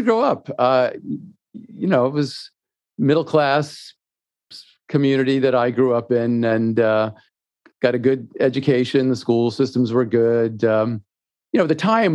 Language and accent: English; Natick, Massachusetts, United States; I grew up in Natick, Massachusetts